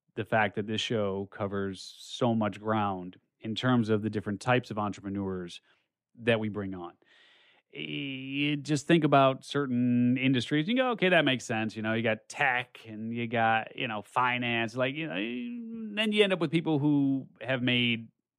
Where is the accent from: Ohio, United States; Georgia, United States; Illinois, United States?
Illinois, United States; Chicago; moved away; And being a Chicagoan